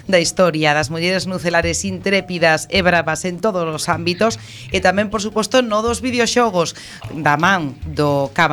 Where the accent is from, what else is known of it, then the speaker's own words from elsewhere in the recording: Sada, Galicia, Spain; eu son de Sada